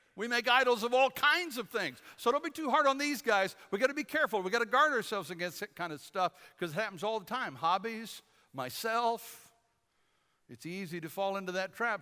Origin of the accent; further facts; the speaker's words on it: Detroit, Michigan, United States; When I was a kid growing up in Michigan, we, uh, we used to go to summer camp in Kalamazoo, western side of the state. I was from the Detroit area